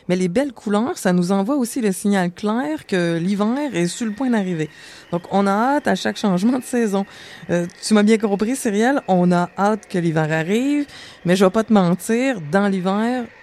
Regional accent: Montreal, Quebec, Canada; je viens de Montréal.

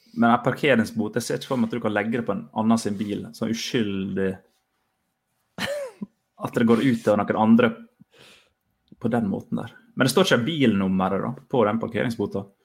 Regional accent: Fosnavåg, Møre og Romsdal, Norway; moved away; hjemme i Fosnavåg, der jeg er fra

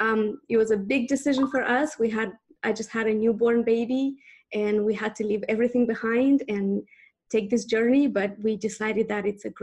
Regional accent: Moldova; born there; English is a second language; You know, only a couple of people ask me where I'm from. Most of them maybe just think I'm American. Maybe I do sound American. Maybe not from Southern Alabama, but somewhere. But yeah, I was born in Moldova.

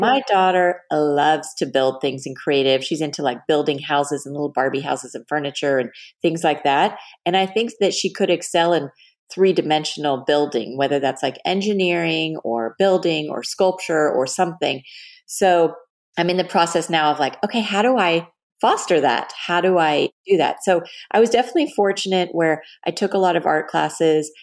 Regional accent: Dallas, Texas, United States; moved away as an adult; also born or lived in Los Angeles; I grew up in Texas, in Dallas

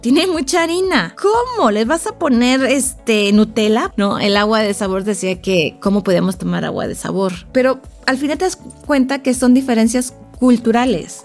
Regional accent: Mexico; born or raised there; moved away as an adult; also born or lived in France

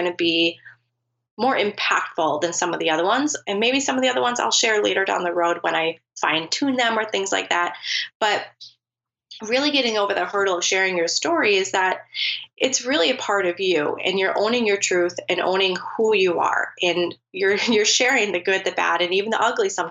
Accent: United States; I'm from the United States.

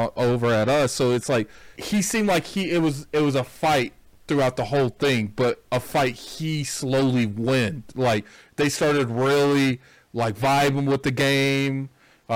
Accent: United States; I'm American

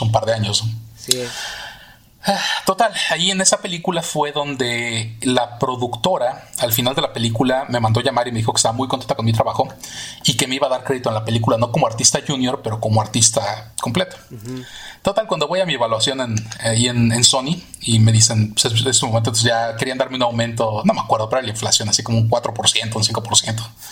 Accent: Mexico City, Mexico; also born or lived in Miami, United States / England; now in United States; yo nací en México, nací en la Ciudad de México, este, viví toda mi vida ahí, hasta que me mudé a Estados Unidos

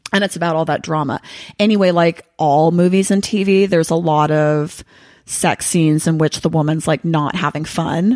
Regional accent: Los Angeles, California, United States; I'm from Los Angeles.

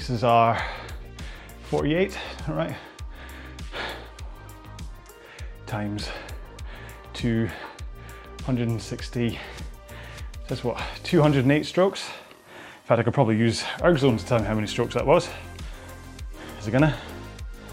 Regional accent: Scotland, United Kingdom; accent: Scottish; my wee Scottish accent

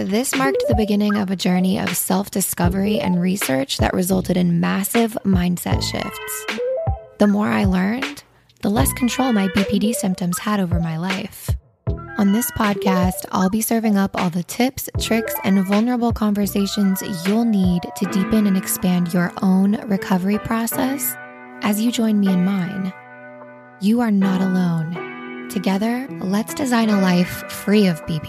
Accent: Wyoming, United States; I grew up in Wyoming

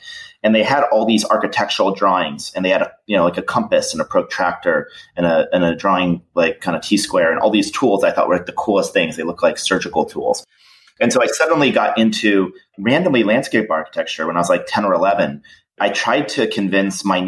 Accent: Niskayuna, New York, United States; also born or lived in Schenectady, New York; I was born in Schenectady, New York. And I grew up in this small town called Niskayuna

